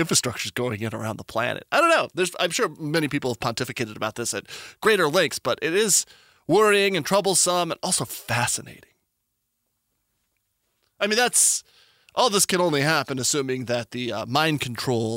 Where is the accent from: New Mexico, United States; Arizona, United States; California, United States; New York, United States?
New Mexico, United States; Albuquerque; moved away; I'm from New Mexico originally